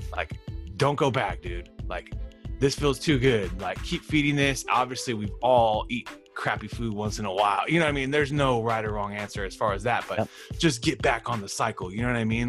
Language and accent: English; Fresno, California, United States; I'm from Fresno